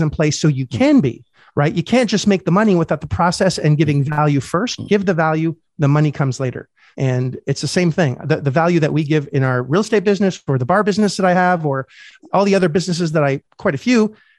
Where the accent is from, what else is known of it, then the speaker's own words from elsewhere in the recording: Canada; first language French; English is a second language; I'm Canadian